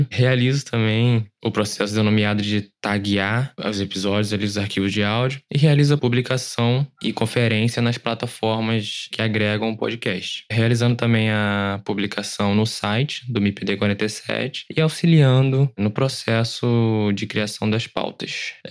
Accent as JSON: {"language": "Portuguese", "town": "Nova Iguaçu", "region": "Rio de Janeiro", "country": "Brazil", "said": "Sou de Nova Iguaçu, município do Rio de Janeiro"}